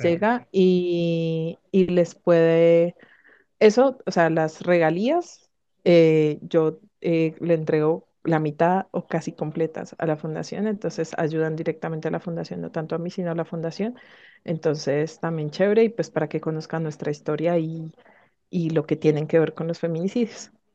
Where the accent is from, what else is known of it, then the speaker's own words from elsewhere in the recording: Colombia; quiero seguir aquí en, en mi país trabajando para, para las víctimas